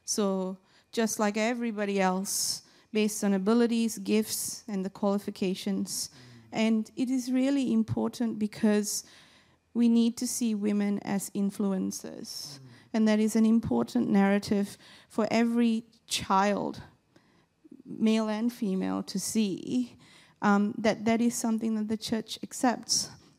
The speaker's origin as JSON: {"language": "English", "country": "Malaysia", "tie": "born there", "said": "I was born in Malaysia, and when I was born, my mom tells me my grandfather didn't want to come to see me in the hospital because I was female."}